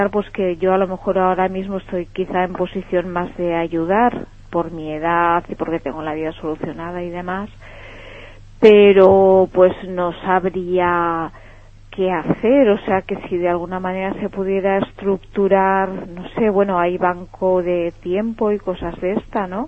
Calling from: Náquera, Valencian Community, Spain; Desde Náquera.

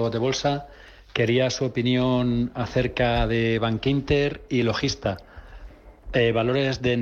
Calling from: Manises, Valencian Community, Spain; de Manises.

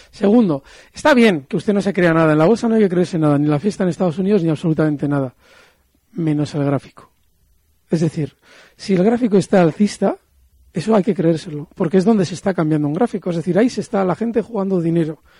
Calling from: Bilbao, Basque Country, Spain; Buenos días … de Bilbao.

